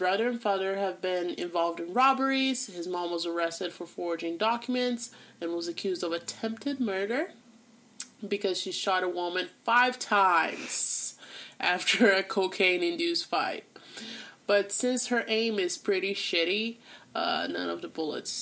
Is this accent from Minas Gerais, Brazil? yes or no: yes; Belo Horizonte, Minas Gerais, Brazil; Belo Horizonte, aka my hometown